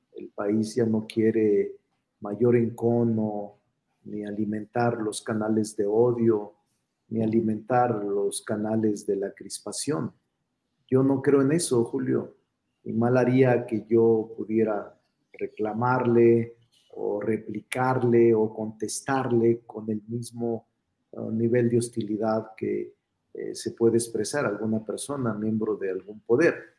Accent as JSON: {"language": "Spanish", "region": "Zacatecas", "country": "Mexico", "moved": "yes", "lives_now": "Mexico City, Mexico", "said": "soy vecino de la San Rafael desde hace muchos años. Aquí vivo, este es mi domicilio. Soy Zacachilango"}